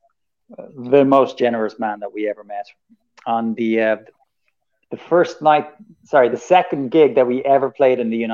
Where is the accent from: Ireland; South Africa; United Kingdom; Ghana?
Ireland; we're white and we're Irish, and it's good to be Irish in America.